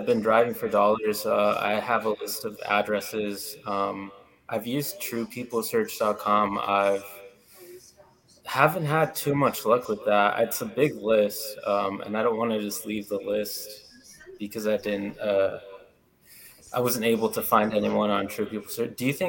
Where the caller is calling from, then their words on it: Kansas City, Missouri, United States; Kansas City.